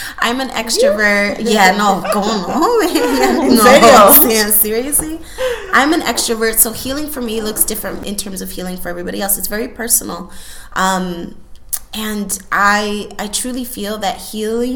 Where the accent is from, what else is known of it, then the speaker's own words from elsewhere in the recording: Chicago, Illinois, United States; also born or lived in Houston, Texas; second generation Boricua, born and raised in Chicago.